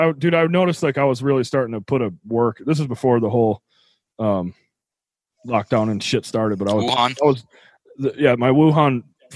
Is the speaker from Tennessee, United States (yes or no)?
yes; Tennessee, United States; I was born in Tennessee